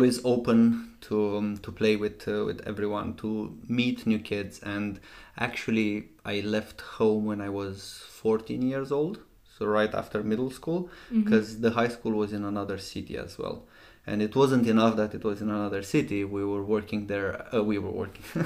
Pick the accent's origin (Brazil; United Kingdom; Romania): Romania; moved away; So, I'm from Romania originally. I grew up in a small town, 30,000 people.